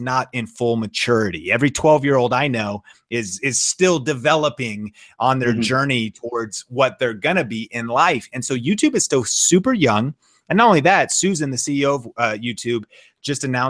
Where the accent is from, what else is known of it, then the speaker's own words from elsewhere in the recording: Seattle, Washington, United States; I'm from Seattle. My wife and I are both from Seattle